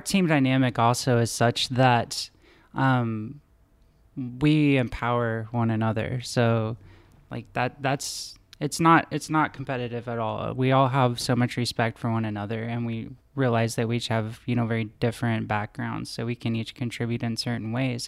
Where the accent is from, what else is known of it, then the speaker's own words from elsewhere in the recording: Wichita, Kansas, United States; my hometown of Wichita, Kansas